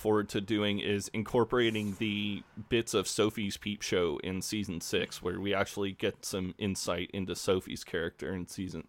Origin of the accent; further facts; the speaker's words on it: Midwest, United States; accent: Midwestern; I'd say Midwestern yeah. accent.